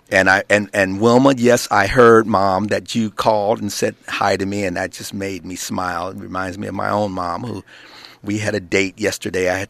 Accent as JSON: {"language": "English", "town": "Carson", "region": "California", "country": "United States", "tie": "born or raised there", "also_born_or_lived": "South Los Angeles, California", "said": "Growing up, up, in, in Carson. No, California. actually, initially I was born in South Los Angeles, over oh, near 55th okay. and McKinley."}